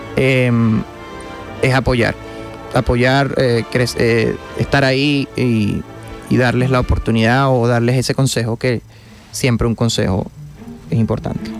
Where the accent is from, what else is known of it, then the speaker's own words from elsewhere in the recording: Guanare, Portuguesa, Venezuela; que somos guanareños son mi mamá, mi hermano y yo